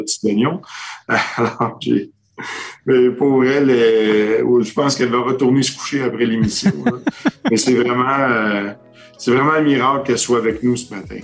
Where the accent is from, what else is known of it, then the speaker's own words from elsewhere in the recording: Quebec, Canada; notre petit accent un petit peu comique